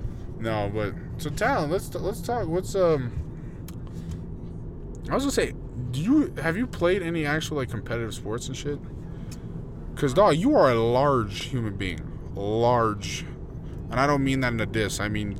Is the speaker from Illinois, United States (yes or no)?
yes; Chicago, Illinois, United States; now in Utah, United States; my parents, they moved from, like, different states. Like, me and my brother, we grew up in Chicago. And we literally left Chicago because we were just like, nah, this is dangerous as fuck. And, you know, we stopped a couple of places, but, like, we settled in Utah